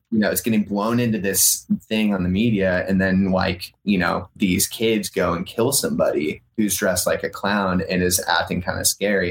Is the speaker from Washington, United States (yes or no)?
no; Northern California, United States; also born or lived in New York; now in Los Angeles, United States; I grew up in Northern California